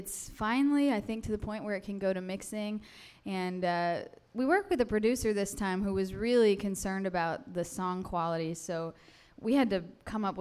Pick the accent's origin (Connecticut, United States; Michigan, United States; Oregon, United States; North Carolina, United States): North Carolina, United States; I'm from North Carolina